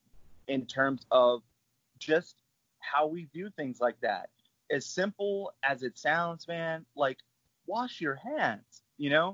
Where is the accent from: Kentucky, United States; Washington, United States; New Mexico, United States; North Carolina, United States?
New Mexico, United States; Albuquerque; moved away as an adult; now in Portland, United States; I'm still keeping tabs on my hometown. Got friends and family, all my loved ones are still there